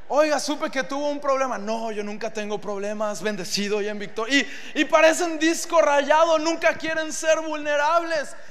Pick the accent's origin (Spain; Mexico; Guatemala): Mexico; como buenos hombres mexicanos